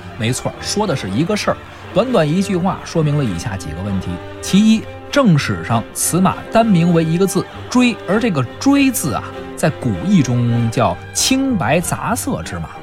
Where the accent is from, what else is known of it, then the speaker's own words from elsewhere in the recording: China; 我们中国人啊